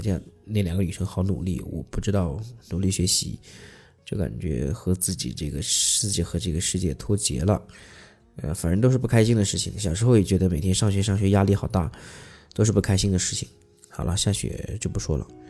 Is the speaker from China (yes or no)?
yes; southern China, China; 因为我们在南方嘛